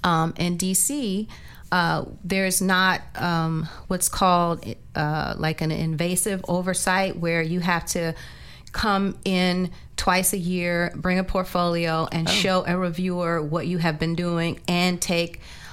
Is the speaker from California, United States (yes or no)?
no; Eastern Shore, Maryland, United States; I'm from that area. I'm from the Eastern Shore, Maryland.